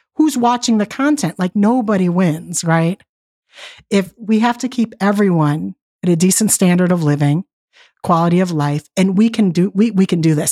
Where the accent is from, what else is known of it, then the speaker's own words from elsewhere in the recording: Detroit, Michigan, United States; I grew up in Detroit, and my father was laid off from the plants